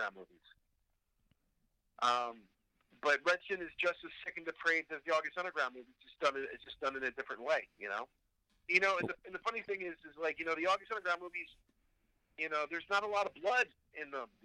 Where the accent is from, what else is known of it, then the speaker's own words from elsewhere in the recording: New Jersey, United States; also born or lived in Pittsburgh; I'm from New Jersey